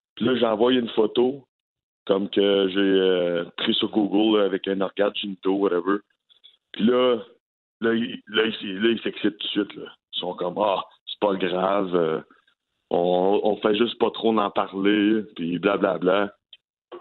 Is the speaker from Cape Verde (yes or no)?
no; Gatineau, Quebec, Canada; J'ai grandi à Elmer toute ma vie